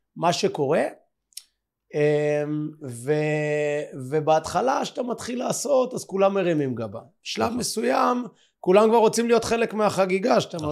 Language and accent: Hebrew; Bat Yam, Tel Aviv District, Israel; אנחנו גם מקומיים, גדלנו בבת ים